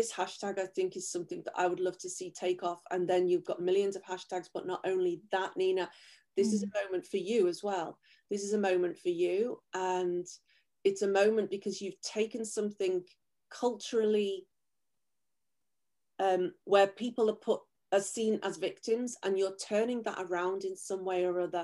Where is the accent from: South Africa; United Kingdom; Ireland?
United Kingdom; England; moved away; I was raised in England